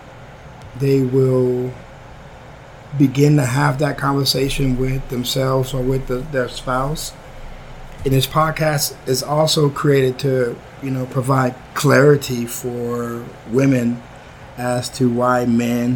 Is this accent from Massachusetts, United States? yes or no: no; Odessa, Texas, United States; I was born and raised in Odessa, Texas.